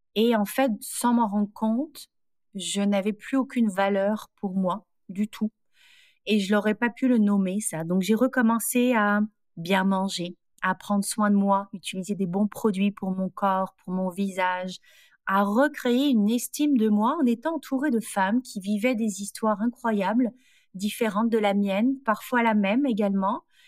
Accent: France; moved away as an adult; now in Montreal, Canada; Je suis française.

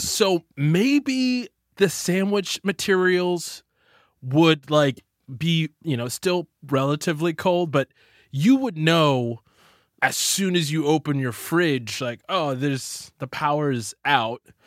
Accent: Texas, United States; I'm from Texas

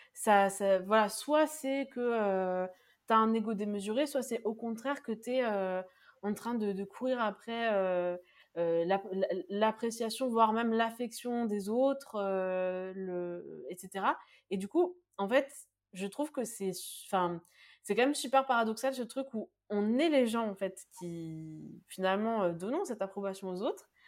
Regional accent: France; on est français, nous

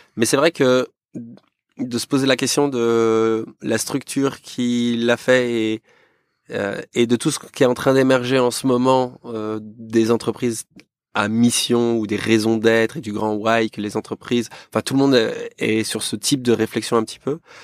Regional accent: Yvelines, Île-de-France, France; also born or lived in Rouen; je suis yvelinois d'origine, j'ai grandi là-bas

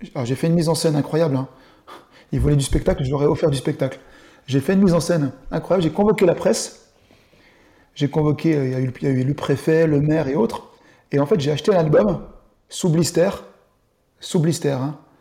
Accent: Dole, Bourgogne-Franche-Comté, France; also born or lived in Bastia, Corsica; now in Besançon, France; Je suis né en Corse, à Bastia, et j'habite à Besançon. J'ai grandi à Dole euh, dans le Jura jusqu'à mes 20 ans

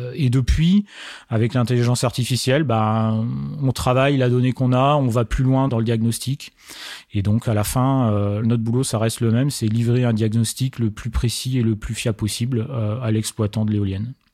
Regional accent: Marne, Champagne-Ardenne, Grand Est, France; je suis originaire de la Marne donc région Champagne-Ardenne Grand Est

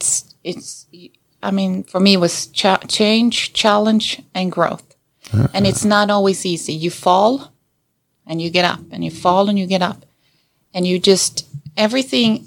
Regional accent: Sweden; moved away as an adult; now in United States; I was born and raised in Sweden, and I moved to America when I was 20

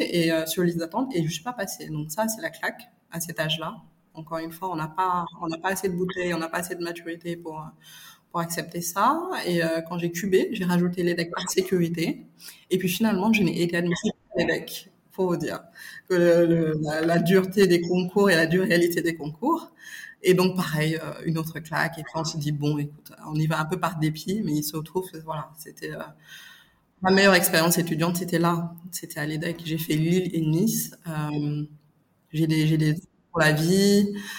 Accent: Dakar, Senegal; je suis née et j'ai grandi au Sénégal

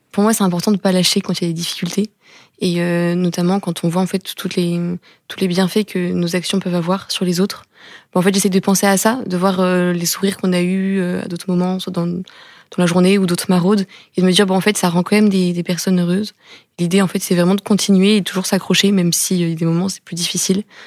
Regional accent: Tours, Centre-Val de Loire, France; moved away as an adult; now in Rennes, France; je viens de Tours. J'ai grandi à Tours et je suis arrivée à Rennes cette année

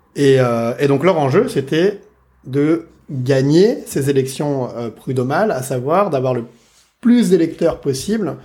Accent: Saint-Denis, Île-de-France, France; je viens de Saint-Denis, de la banlieue. Euh, J'habite dans une cité

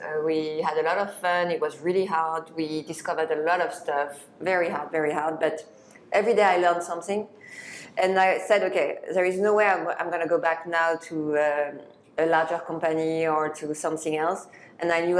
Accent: Paris, Île-de-France, France; grew up in Paris

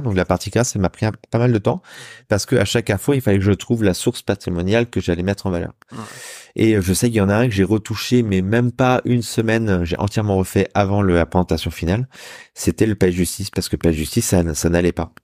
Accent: Saint-Brieuc, Brittany, France; also born or lived in Rennes / Caen / Lorient / Paris; now in Rouen, France; je suis un petit gars du bord de la mer. Moi, je suis né à Saint-Brieuc en Bretagne

